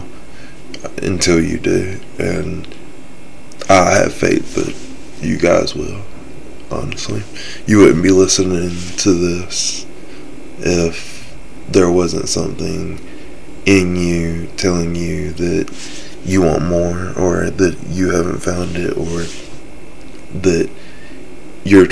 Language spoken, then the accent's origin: English; South Carolina, United States; I'm from South Carolina, the Bible Belt of the nation